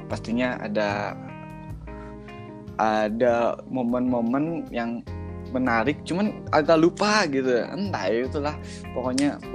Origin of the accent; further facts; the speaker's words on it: Bandung, West Java, Indonesia; aing mana aing mana kita Sunda kita Indo Sunda Indo Sunda gitu loh apa